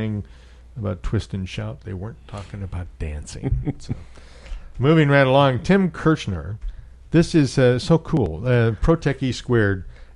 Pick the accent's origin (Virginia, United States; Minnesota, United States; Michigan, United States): Minnesota, United States; Minneapolis; now in Florida Keys, United States; when I was a kid, I grew up in Minneapolis